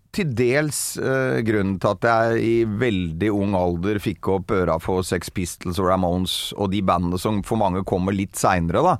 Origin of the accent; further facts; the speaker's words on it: Bærum, Akershus, Norway; så er jeg fra Bærum, egentlig. Hosle i Bærum.